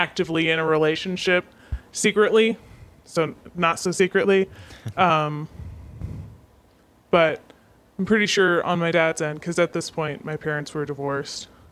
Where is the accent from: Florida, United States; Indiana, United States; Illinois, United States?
Florida, United States; Northern; moved away as an adult; I grew up in the South, more Southern than we are now.